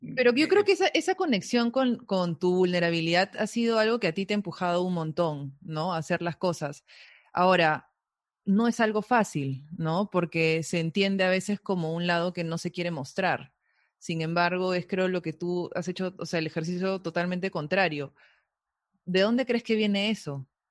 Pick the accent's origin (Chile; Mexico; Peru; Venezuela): Peru; a veces no nos identificamos como peruanos